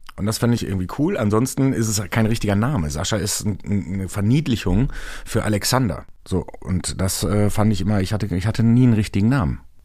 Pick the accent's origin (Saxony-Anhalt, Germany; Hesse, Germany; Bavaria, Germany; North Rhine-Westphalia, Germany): North Rhine-Westphalia, Germany; now in Hamburg, Germany; ein Stück Herz von mir bleibt auch immer in meiner alten Heimat Nordrhein-Westfalen